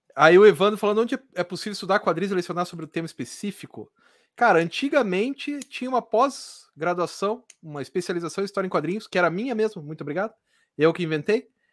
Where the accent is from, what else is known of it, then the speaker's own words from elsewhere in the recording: Curitiba, Paraná, Brazil; eu sou de Curitiba, não sou de São Paulo.